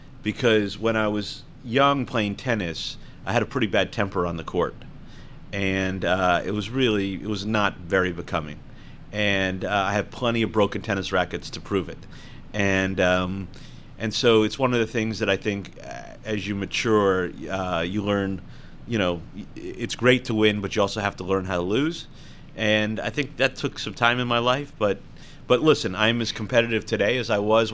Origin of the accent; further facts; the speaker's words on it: Homestead, Florida, United States; born there; Actually, it wasn't just Homestead, Florida. I was born on Homestead Air Force Base, which was, of course, later demolished by Hurricane Andrew. So I was an Air Force kid.